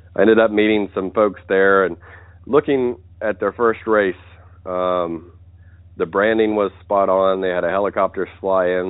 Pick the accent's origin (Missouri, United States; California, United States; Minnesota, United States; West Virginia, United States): West Virginia, United States; moved away as an adult; I grew up in West Virginia, uh, more or less as a country boy